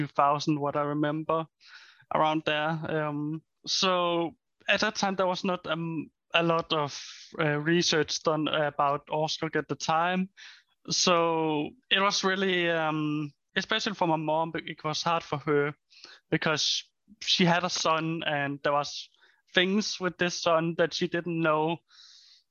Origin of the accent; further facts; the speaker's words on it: Denmark; I'm from Denmark